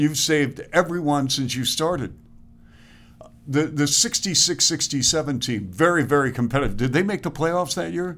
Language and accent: English; Seattle, Washington, United States; I grew up in Seattle.